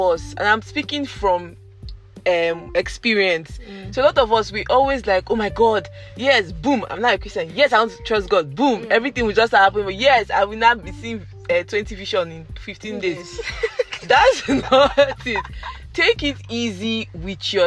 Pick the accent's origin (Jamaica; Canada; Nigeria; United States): Nigeria; I'm Nigerian.